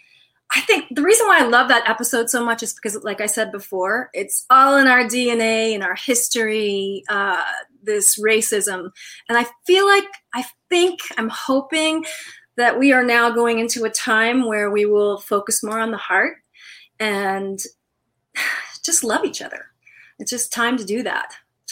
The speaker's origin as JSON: {"language": "English", "region": "Virginia", "country": "United States", "tie": "born or raised there", "also_born_or_lived": "Pasadena", "said": "No, I was born here. I was born in Pasadena, but I grew up in Virginia"}